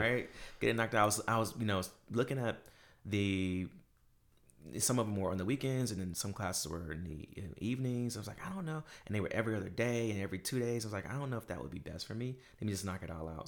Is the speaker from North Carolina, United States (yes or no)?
yes; Durham, North Carolina, United States; moved away; we grew up in Durham, North Carolina